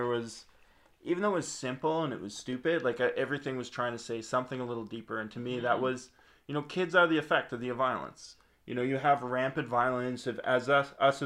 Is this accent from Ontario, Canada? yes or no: no; Nova Scotia, Canada; when you're in Nova Scotia and you're in the film industry, because we all were